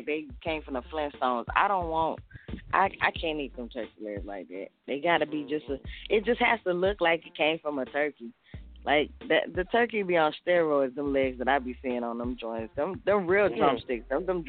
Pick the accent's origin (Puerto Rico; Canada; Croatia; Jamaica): Jamaica; I have milked a cow before. Come on, I'm Jamaican.